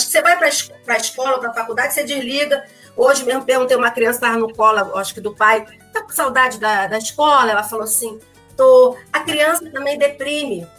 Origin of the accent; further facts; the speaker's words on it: São Gonçalo, Rio de Janeiro, Brazil; vim de lá de São Gonçalo